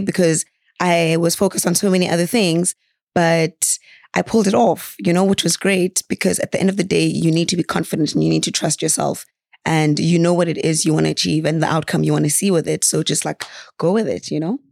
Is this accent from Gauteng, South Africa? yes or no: no; Margate, KwaZulu-Natal, South Africa; also born or lived in Mthatha, Eastern Cape / Lusikisiki, Eastern Cape / Rome, Italy; I'm from the South Coast